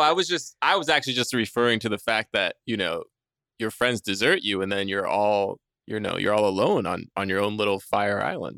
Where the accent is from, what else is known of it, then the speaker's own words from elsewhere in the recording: New York, United States; also born or lived in Jersey Shore; I was born in New York and grew up around there